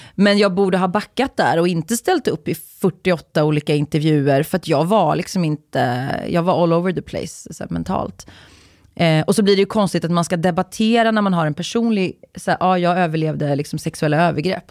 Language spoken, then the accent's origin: Swedish; Uddevalla, Västra Götaland, Sweden; jag är ju från, jag är uppvuxen i Uddevalla